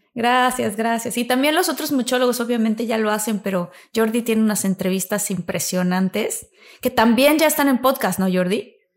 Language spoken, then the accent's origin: Spanish; Tabasco, Mexico; moved away; como soy tabasqueña, pues igual allá el calorcito es